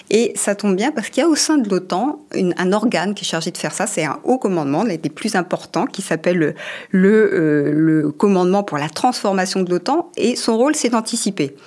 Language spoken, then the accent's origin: French; France; chez nous en France